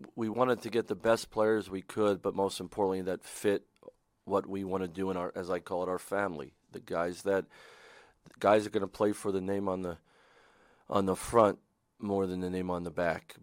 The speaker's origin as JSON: {"language": "English", "region": "Pennsylvania", "country": "United States", "tie": "born or raised there", "moved": "yes", "said": "I didn't come back here 'cause it's my home state"}